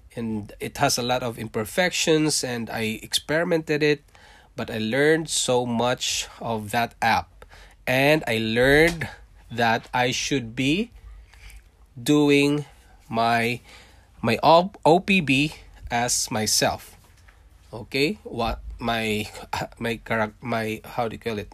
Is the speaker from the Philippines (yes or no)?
yes; Philippines; born or raised there; accent: Philippine English; English is a second language; moved away as an adult; also born or lived in Singapore; now in Canada